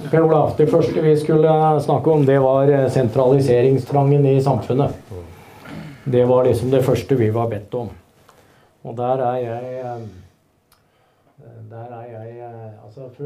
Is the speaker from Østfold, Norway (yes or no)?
no; Hønefoss, Buskerud, Norway; jeg er fra Hønefoss